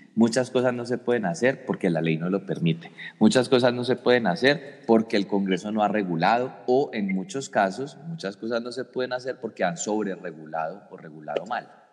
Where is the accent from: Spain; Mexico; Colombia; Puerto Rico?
Colombia; como colombianos